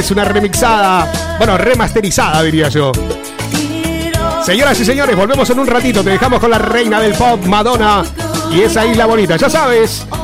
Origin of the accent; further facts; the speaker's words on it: Colombia; now in Madrid, Spain; de Colombia. ¿Qué hace? Ah, no, soy … colombiana. Vivo en Madrid.